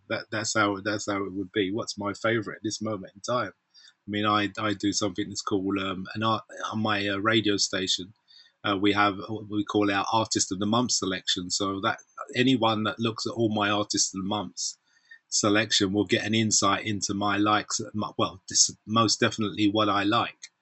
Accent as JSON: {"language": "English", "region": "London", "country": "United Kingdom", "tie": "born or raised there", "said": "we're from Southside, so from Brixton Market"}